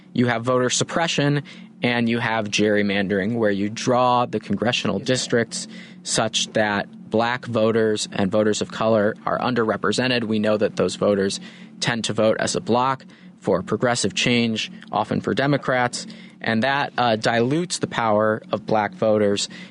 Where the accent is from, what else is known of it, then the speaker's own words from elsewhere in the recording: Evanston, Illinois, United States; moved away as an adult; also born or lived in Miami, Florida; my hometown of Evanston, Illinois